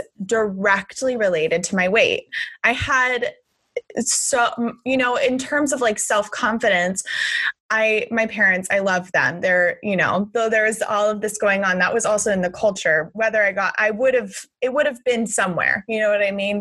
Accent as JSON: {"language": "English", "region": "Southern California", "country": "United States", "tie": "born or raised there", "said": "I grew up in Southern California in the 90s"}